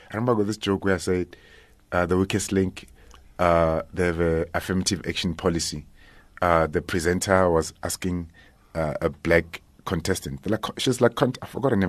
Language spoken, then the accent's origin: English; Limpopo, South Africa; also born or lived in Soweto, Gauteng; in Limpopo, uh, by, uh, Makado. There's a place called Ilim. Nah, not, it's what, it's, uh, thirty, uh, an hour's drive from Polokwane. Uh, so that's, that's where I grew up. And also in Soweto as well